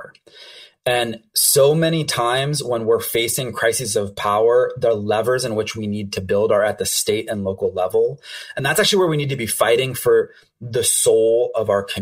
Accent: Flint, Michigan, United States; moved away as an adult; also born or lived in Boston; I grew up in Flint. That's home for me.

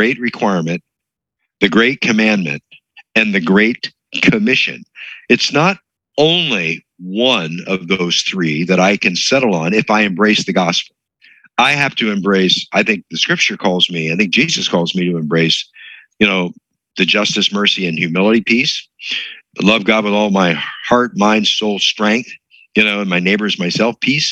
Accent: Hershey, Pennsylvania, United States; it was a good Bible teaching church that I grew up in Pennsylvania. If you're familiar with Pennsylvania, the Lancaster, Hershey.

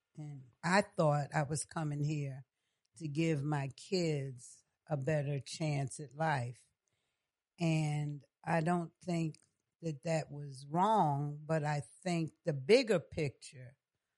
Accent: New York City, New York, United States; moved away as an adult; now in Georgia, United States; I'm from New York City, born in Harlem Hospital, raised in the Bronx

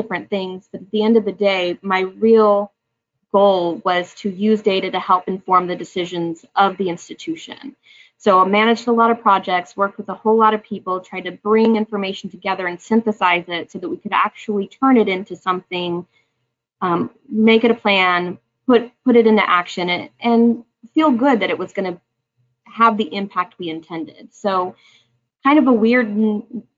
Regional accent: Oklahoma, United States; I'm actually born and raised in Oklahoma. I've been here my whole life

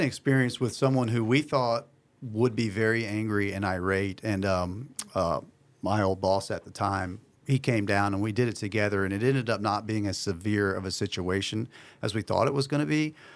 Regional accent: Beaufort, North Carolina, United States; I'm from Beaufort

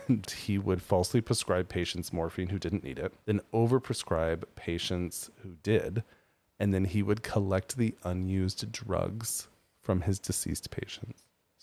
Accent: United States; I'm not British. I was born in America.

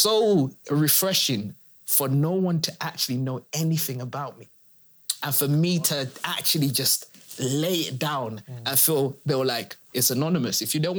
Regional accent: United Kingdom; Where do I actually fit as a first generation immigrant, but then I'm British?

